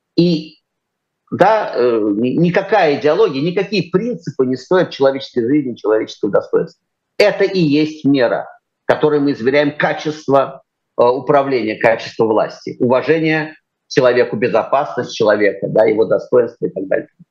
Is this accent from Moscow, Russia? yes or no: yes; Moscow, Russia; я, московский мальчик с чистых